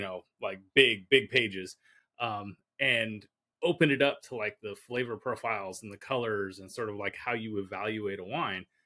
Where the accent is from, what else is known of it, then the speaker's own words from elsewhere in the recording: California, United States; I grew up in California